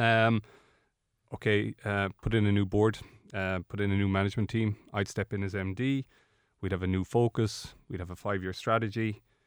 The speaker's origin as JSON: {"language": "English", "country": "Ireland", "said": "we are Irish"}